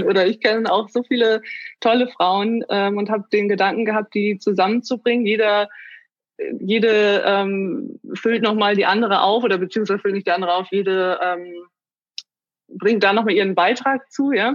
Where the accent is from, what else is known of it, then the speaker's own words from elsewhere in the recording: Germany; komme aus Bremen, Oldenburg, der Region.